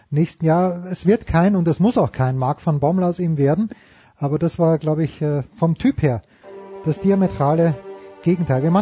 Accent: Austria; ich bin Österreicher, wir haben keine Alternativen.

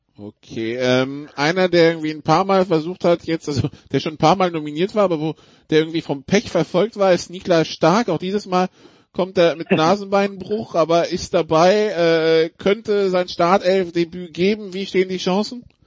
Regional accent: France; als Franzose

